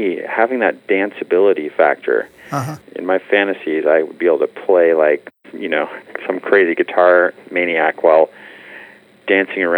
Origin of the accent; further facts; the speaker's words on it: Bay Area, California, United States; now in Los Angeles, United States; I'm from the Bay Area, which is much more Seattle-like in its weather